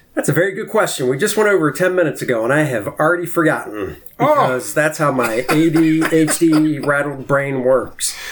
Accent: D.C., Maryland, United States; I grew up outside of Washington, D.C. in Maryland

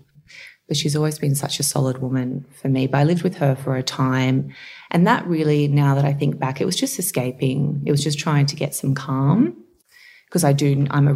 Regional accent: Campbelltown, New South Wales, Australia; also born or lived in Narellan; I grew up in Bradbury, which is close to Campbelltown, and then we moved over to Narellan when I was just about to start year six

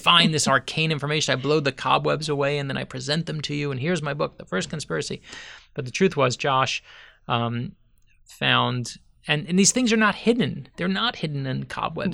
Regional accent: Miami, Florida, United States; I grew up here in South Florida.

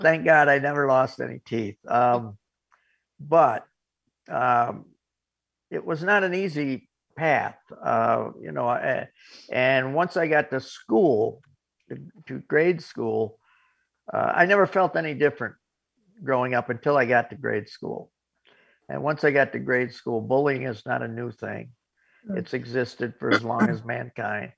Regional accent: Corning, New York, United States; my hometown of Corning, New York

